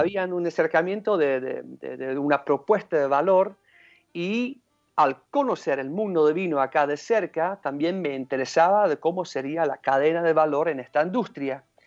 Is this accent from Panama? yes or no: no; Rotterdam, South Holland, Netherlands; now in Mendoza, Argentina; yo nací en Rotterdam